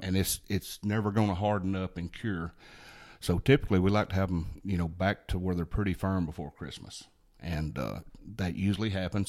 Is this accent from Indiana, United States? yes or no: no; Hayden, Alabama, United States; I grew up here in Blount County, born and raised in the Hayden area, graduated to Hayden High School